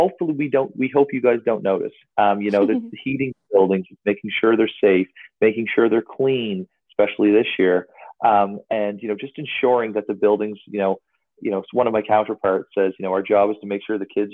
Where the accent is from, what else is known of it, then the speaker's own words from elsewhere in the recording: North Kentville, Nova Scotia, Canada; I'm from North Kentville, Nova Scotia. Basically grew up in the Valley